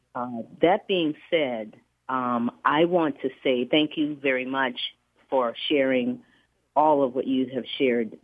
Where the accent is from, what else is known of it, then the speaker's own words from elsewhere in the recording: Charleston, South Carolina, United States; moved away as an adult; now in Bay Area, United States; I live here in California, but I'm from Charleston